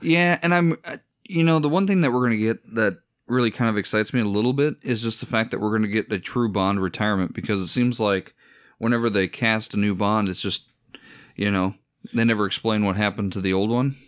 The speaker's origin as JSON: {"language": "English", "region": "Iowa", "country": "United States", "said": "we're from Iowa"}